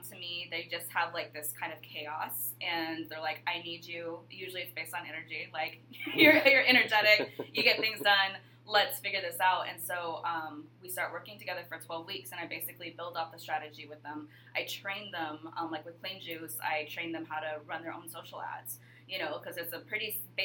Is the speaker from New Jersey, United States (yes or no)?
no; Alaska, United States; moved away as an adult; also born or lived in Hawaii; growing up in Alaska, you're so isolated from everyone else